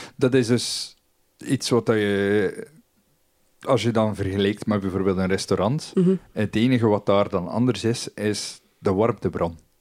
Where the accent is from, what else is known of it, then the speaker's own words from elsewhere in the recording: Belgium; wij als Belgen